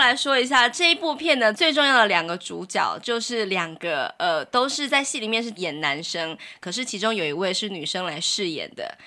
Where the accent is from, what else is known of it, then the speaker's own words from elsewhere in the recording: Taoyuan, Taiwan; also born or lived in Zhongli; 我是桃园人